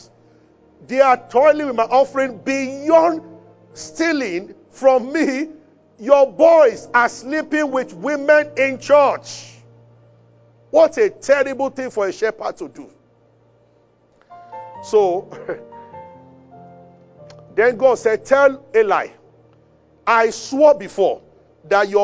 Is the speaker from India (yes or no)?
no; Abeokuta, Ogun State, Nigeria; I grew up in Abeokuta, where we are familiar with wells.